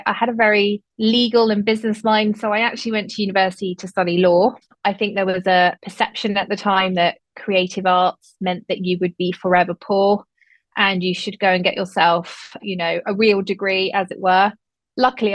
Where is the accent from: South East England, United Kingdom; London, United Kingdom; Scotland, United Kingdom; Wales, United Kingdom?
South East England, United Kingdom; Hampshire; also born or lived in Lancashire; I'm from Hampshire in the UK, in England to be precise, from a small kind of rural county.